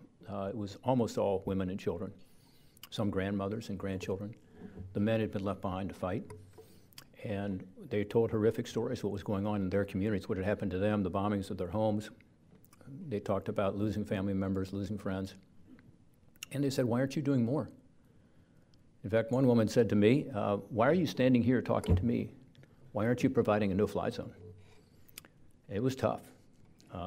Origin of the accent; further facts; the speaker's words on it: Cincinnati, Ohio, United States; We're doing a fundraiser for them in my hometown of Cincinnati soon